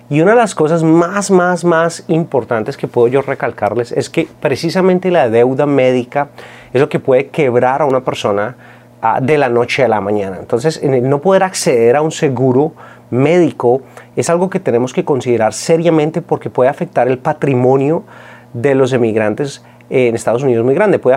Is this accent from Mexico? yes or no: no; Colombia; now in United States; Cuando yo vine de Colombia, eh, los seguros eh, es algo que todos podemos acceder